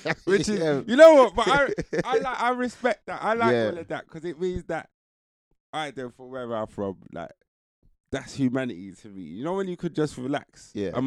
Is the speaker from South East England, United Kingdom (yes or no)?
no; London, United Kingdom; As a Londoner